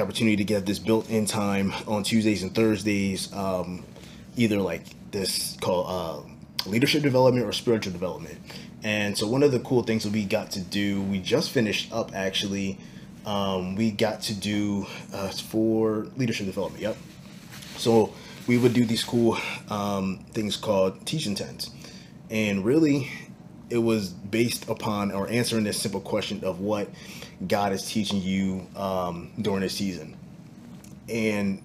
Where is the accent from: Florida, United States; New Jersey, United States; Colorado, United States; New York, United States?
New Jersey, United States; moved away as an adult; now in Tulsa, United States; I'm born and raised in Jersey boy